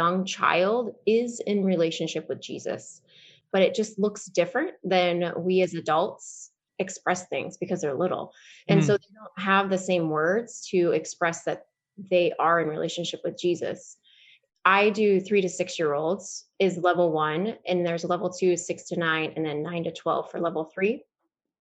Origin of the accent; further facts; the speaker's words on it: Lincoln, Nebraska, United States; also born or lived in Kansas; now in Omaha, United States; I'm from Lincoln.